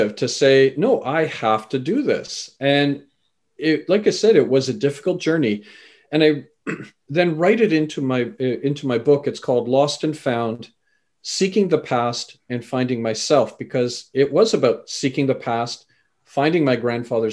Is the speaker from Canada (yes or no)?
yes; Canada; also born or lived in England; I was born in England, raised in Canada